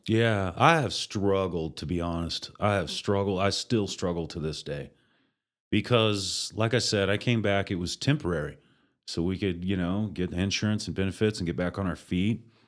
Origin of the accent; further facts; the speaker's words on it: Oklahoma City, Oklahoma, United States; moved away as an adult; now in Amarillo, United States; My dad worked for the railroad and we moved around quite a bit, but I grew up in Oklahoma, Oklahoma City, graduated from high school at Mustang